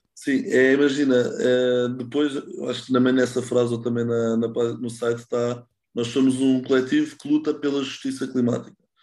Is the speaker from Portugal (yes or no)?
yes; Lisbon, Portugal; moved away as an adult; also born or lived in Netherlands; sou de Lisboa e vivi a minha vida toda em Lisboa, tirando os anos mais recentes que vivi na Holanda